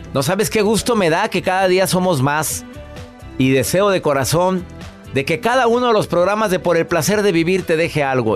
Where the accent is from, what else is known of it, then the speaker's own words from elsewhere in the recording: Monterrey, Nuevo León, Mexico; mi ciudad natal es Monterrey, Nuevo León